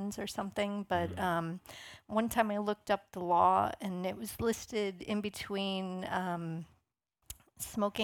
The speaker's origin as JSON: {"language": "English", "town": "St. Louis", "region": "Missouri", "country": "United States", "tie": "born or raised there", "moved": "yes", "lives_now": "New York City, United States", "said": "I grew up in St. Louis"}